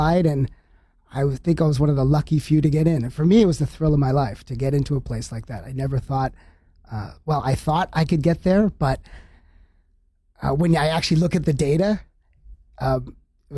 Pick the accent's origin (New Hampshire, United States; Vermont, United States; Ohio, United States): New Hampshire, United States; I grew up in New Hampshire.